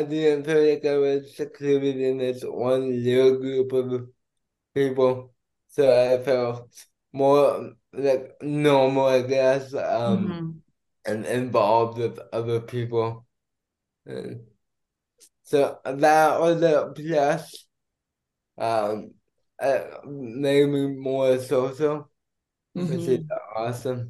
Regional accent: Airdrie, Alberta, Canada; moved away as an adult; also born or lived in Calgary, Canada; now in Medicine Hat, Canada; I grew up in Airdrie.

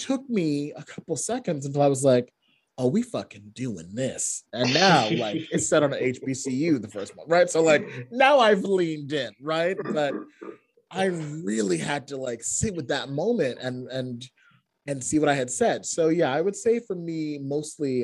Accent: Boston, Massachusetts, United States; also born or lived in Connecticut; I was born in Boston, but then I left and I grew up in Connecticut for 7 years and then I moved back.

